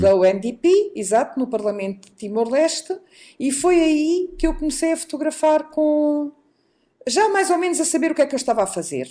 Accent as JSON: {"language": "Portuguese", "country": "Portugal", "also_born_or_lived": "Lisbon", "said": "vivemos em Lisboa uhum. e em Portugal, somos portugueses"}